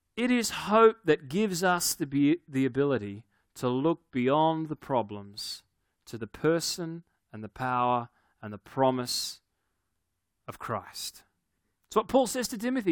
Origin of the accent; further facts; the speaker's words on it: Australia; I'm from Australia